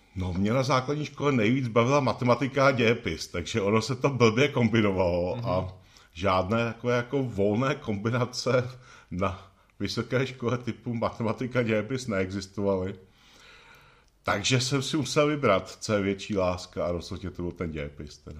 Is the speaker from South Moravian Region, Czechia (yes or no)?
no; Benešov, Central Bohemian Region, Czechia; Rodák z Benešovska, z Benešova v podstatě, tak gymnázium Benešov